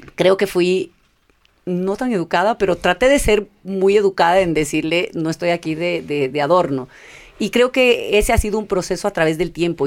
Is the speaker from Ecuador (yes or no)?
yes; Ecuador; also born or lived in California, United States; yo nací en California, vine al Ecuador chiquita.